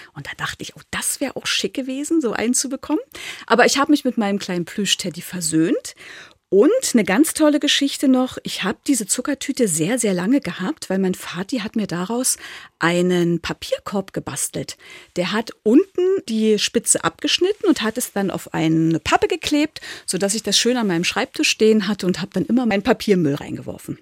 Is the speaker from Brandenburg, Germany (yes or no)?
yes; Lübbenau, Brandenburg, Germany; im Lübbenau im Spreewald. Und das ist schon eine ganze Weile her. Ich bin 1976 eingeschult worden